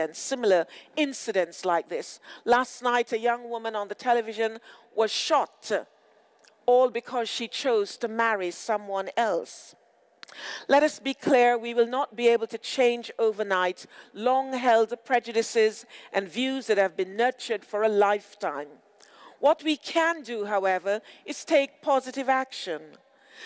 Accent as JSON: {"language": "English", "town": "Montego Bay", "region": "Saint James", "country": "Jamaica", "tie": "born or raised there", "also_born_or_lived": "Britain", "moved": "yes", "lives_now": "United Kingdom", "said": "I grew up in Montego Bay, Jamaica, and there I saw reflections of myself in all walks of life"}